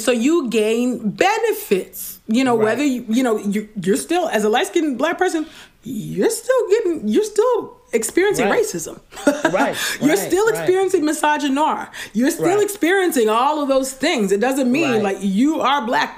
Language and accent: English; California, United States; a dark-skinned Black girl born and raised in California